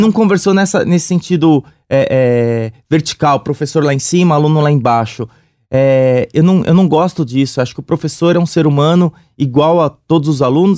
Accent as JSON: {"language": "Portuguese", "region": "São Paulo", "country": "Brazil", "said": "sou do Sapopemba."}